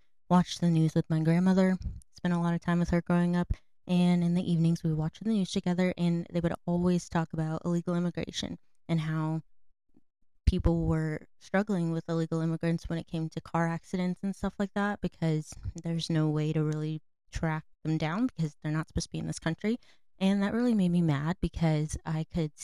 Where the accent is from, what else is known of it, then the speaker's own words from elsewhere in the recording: North Carolina, United States; I'm from North Carolina.